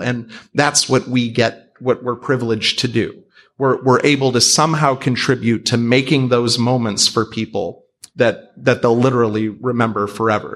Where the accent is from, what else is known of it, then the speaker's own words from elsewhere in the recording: Cleveland, Ohio, United States; I'm some schmuck from Cleveland who got lucky